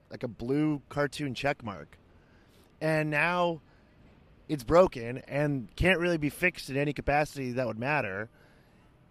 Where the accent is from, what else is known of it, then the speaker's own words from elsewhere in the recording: United States; as an American